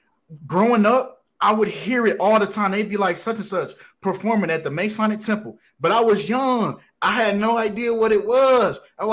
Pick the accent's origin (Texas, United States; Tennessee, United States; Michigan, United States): Michigan, United States; Detroit; Yep. Detroit.